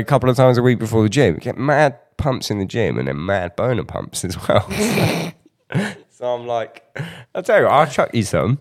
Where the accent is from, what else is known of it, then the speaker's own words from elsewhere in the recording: United Kingdom; as a Brit